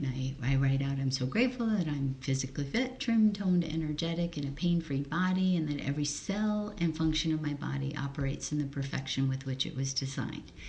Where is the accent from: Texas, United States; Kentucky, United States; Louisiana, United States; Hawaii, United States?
Hawaii, United States; English is a second language; I was born and raised in Hawaii